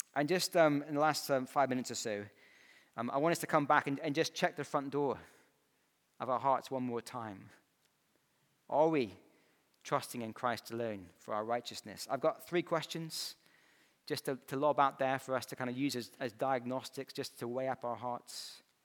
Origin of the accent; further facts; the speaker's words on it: Scotland, United Kingdom; moved away as an adult; growing up in Scotland, I had the wrong accent